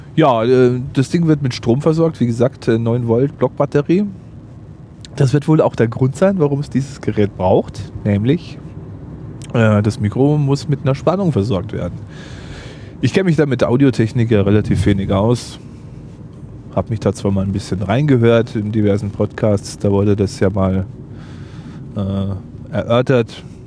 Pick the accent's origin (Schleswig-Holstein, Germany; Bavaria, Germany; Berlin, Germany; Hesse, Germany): Bavaria, Germany; Bad Aibling; Ich lebe in Bad Aibling im schönen Oberbayern.